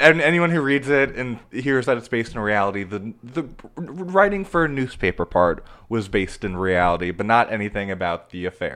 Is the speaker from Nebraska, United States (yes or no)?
yes; Omaha, Nebraska, United States; now in Los Angeles, United States; I am from Omaha, Nebraska